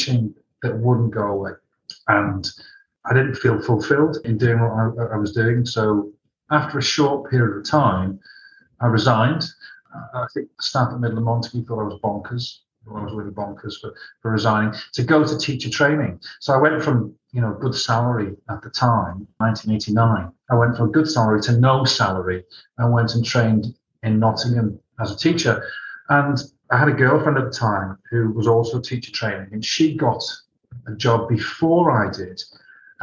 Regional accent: Malta; I was born in Malta.

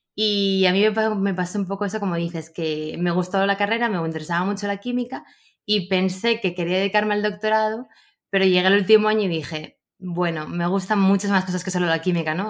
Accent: Gijón, Asturias, Spain; Yo soy de Gijón

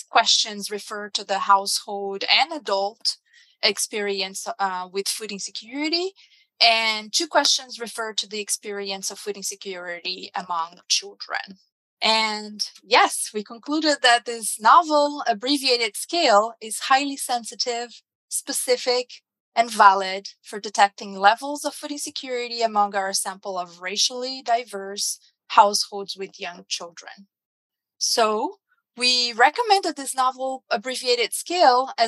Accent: Brazil; now in United States; my home country, Brazil

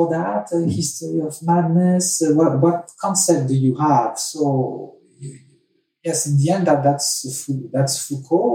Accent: France; moved away; I was raised in France

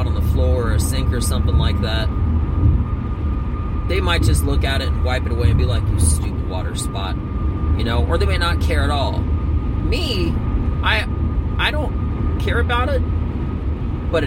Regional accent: Northeast, United States; I'm from the Northeast

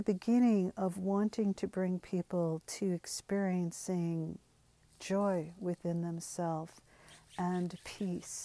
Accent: United States; first language English; I was raised to speak English, but my family of origin did not speak English when they were together. I'm firstborn American.

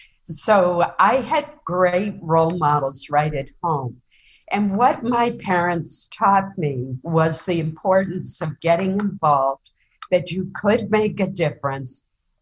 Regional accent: Caribou, Maine, United States; my hometown of Caribou, which is up in northern Maine, very close to the Canadian border.

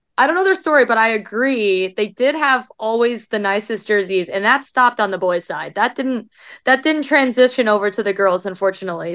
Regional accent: Iowa, United States; moved away as an adult; now in Louisville, United States; Iowa is my hometown

